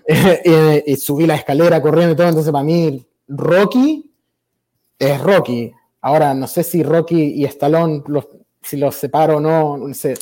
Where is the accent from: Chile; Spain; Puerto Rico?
Chile; moved away as an adult; also born or lived in Mexico; now in United States; De Chile